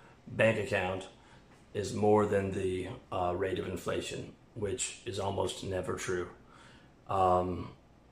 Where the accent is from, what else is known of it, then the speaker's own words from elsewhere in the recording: Canada; moved away; I'm a Canadian